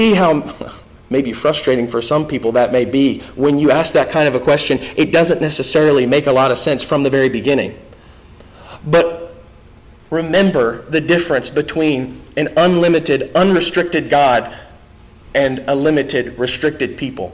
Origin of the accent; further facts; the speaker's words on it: Indiana, United States; I'm from Indiana.